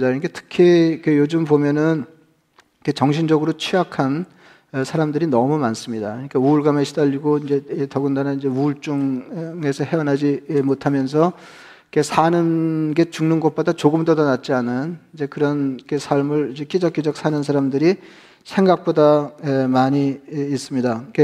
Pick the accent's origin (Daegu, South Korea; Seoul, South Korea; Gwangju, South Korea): Seoul, South Korea; Geumho-dong; 제가 자랄 때는 뭐 금호동만 그랬는지 잘 모르겠는데